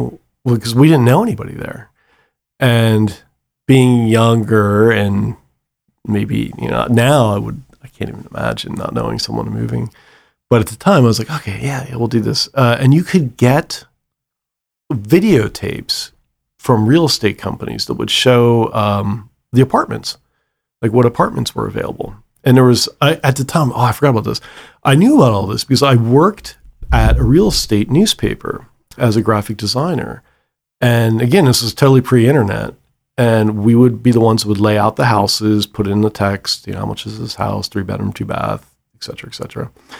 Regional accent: South Dakota, United States; I was born in South Dakota or Iowa, lived in South Dakota, that whole thing.

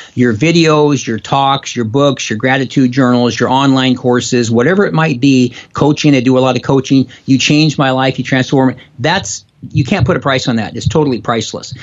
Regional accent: Spokane, Washington, United States; also born or lived in Seattle, Washington / Bothell, Washington; now in Issaquah, United States; I grew up in Spokane, Washington. I now live in Seattle area, actually in Issaquah

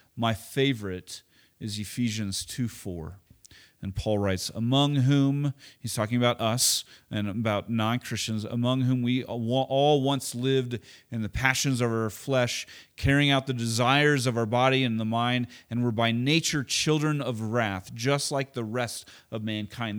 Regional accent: Oklahoma, United States; moved away; also born or lived in Chicago; I grew up in Oklahoma

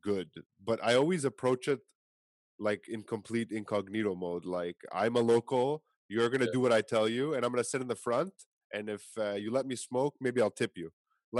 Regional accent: Canada; And I come from Canada.

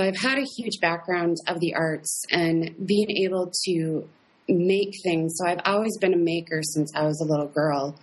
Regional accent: Fergus Falls, Minnesota, United States; I am originally from Fergus Falls, Minnesota

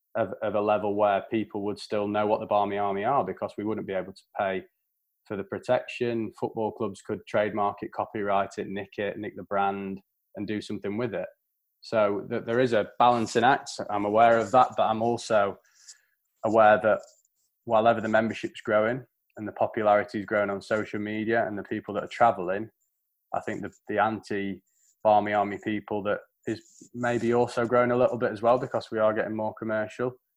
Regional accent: England, United Kingdom; how we will be seen as English people and English fans

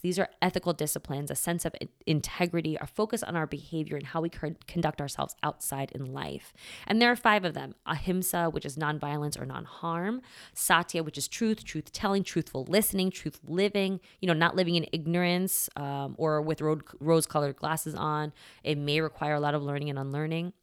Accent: United States; I was raised here in America, um, Catholic

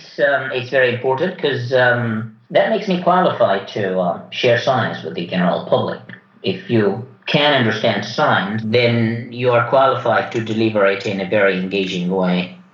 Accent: Yemen; born there; English is a second language; Well, I was born in Yemen. There wasn't really much going on in terms of science

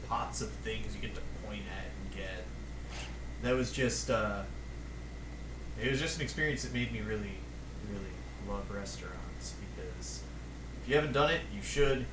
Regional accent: Western Massachusetts, United States; moved away; both my parents are New Yorkers, so I grew up in Western Massachusetts

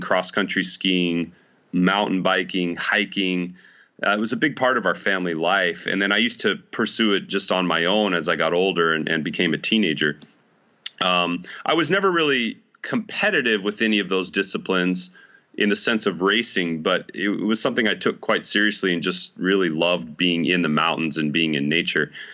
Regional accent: Idaho Falls, Idaho, United States; now in West Orange, United States; I was actually born and raised in Idaho Falls, Idaho.

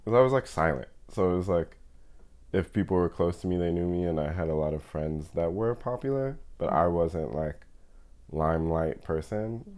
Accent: New York City, New York, United States; I grew up in Fort Greene, Brooklyn

